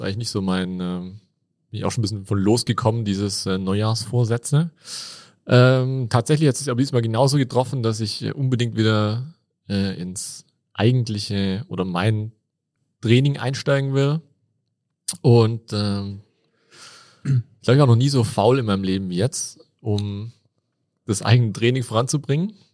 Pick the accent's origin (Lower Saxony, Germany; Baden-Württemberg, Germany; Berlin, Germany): Baden-Württemberg, Germany; Tübingen; accent: Swabian; moved away as an adult; now in Innsbruck, Austria; ich bin gebürtiger Schwab